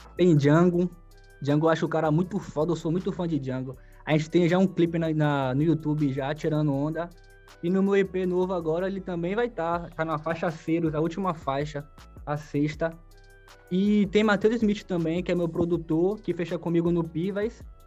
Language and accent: Portuguese; Salvador, Bahia, Brazil; Salvador, sou da Liberdade